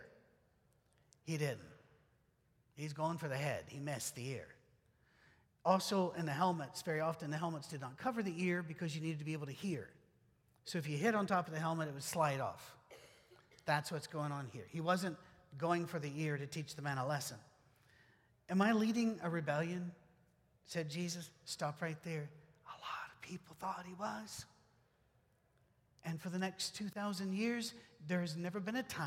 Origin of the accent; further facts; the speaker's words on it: United Kingdom; moved away; I'm British